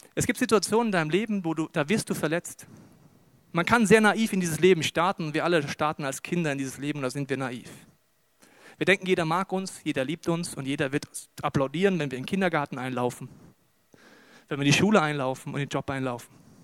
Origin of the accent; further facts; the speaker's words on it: Germany; wir sind ja Deutsche